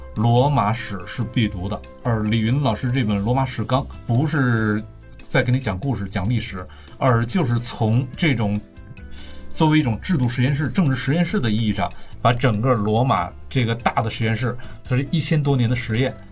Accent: China; 我们作为中国人

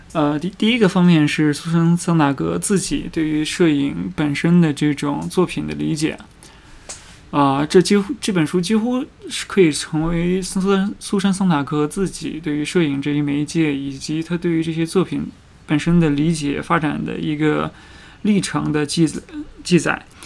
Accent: China; 我们中国人

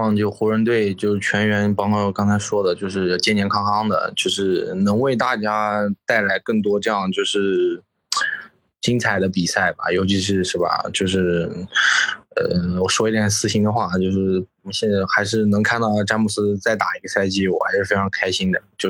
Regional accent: Jiangxi, China; now in Shenzhen, China; 我江西人，

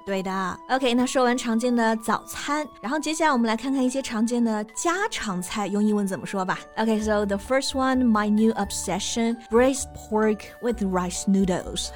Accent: Hunan, China; 我们都是湖南人

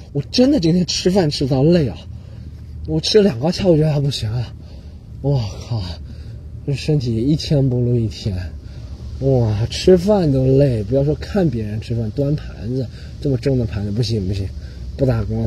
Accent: China; moved away as an adult; also born or lived in Australia; 我们中国人是觉得

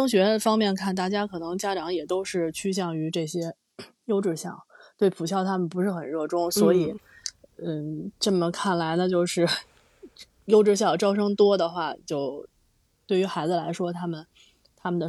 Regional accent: Beijing, China; 其实你你本身你也是北京人，然后我我也是土生土长北京人。

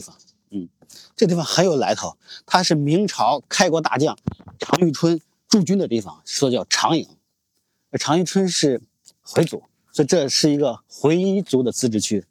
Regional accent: Shaanxi, China; 我作为陕西人的这个性格

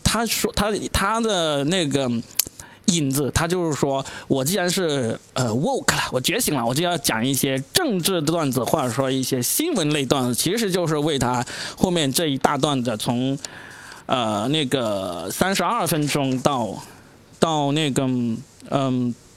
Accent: China; 终于轮到来冒犯我们中国人了

